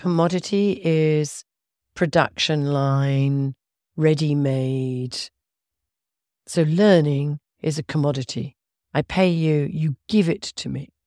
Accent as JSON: {"language": "English", "town": "Oxford", "region": "South East England", "country": "United Kingdom", "said": "I come from Oxford in England."}